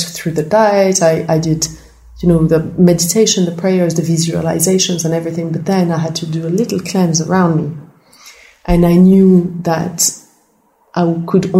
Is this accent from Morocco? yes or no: yes; Morocco; I grew up in Morocco